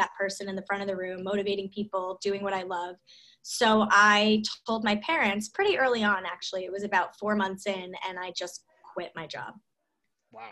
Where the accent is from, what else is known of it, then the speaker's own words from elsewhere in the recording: Scarsdale, New York, United States; we met in high school and we're from Scarsdale